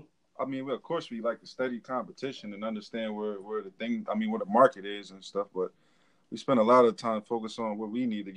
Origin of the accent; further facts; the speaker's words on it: Delaware, United States; growing up in Delaware, you're smack dab on the East Coast. I mean, right in the middle of everything.